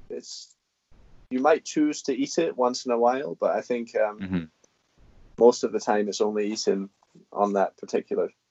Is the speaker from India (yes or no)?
no; Scotland, United Kingdom; I am Scottish, even if I've uh, lost the accent.